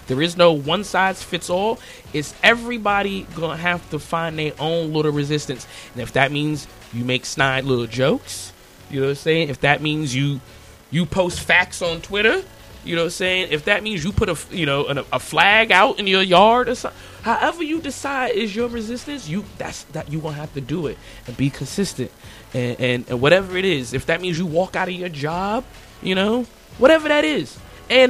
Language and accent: English; United States; I was born here. Matter of fact, I was born on a Navy base on Memorial Day